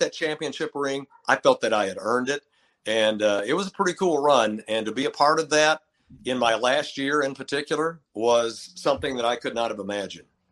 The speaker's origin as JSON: {"language": "English", "town": "Lubbock", "region": "Texas", "country": "United States", "tie": "born or raised there", "also_born_or_lived": "Menomonee Falls, Wisconsin", "moved": "as an adult", "said": "I'm from Texas. I mean, I grew up here, grew up in Lubbock"}